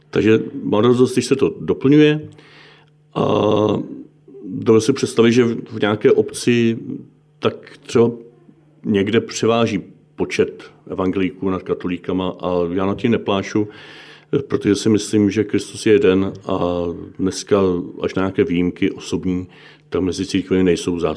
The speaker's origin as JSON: {"language": "Czech", "region": "Bohemia", "country": "Czechia", "said": "protože u nás v Čechách i v, na tom západě je katolická církev velmi často nebo až na nějaké výjimky nejpočetnější"}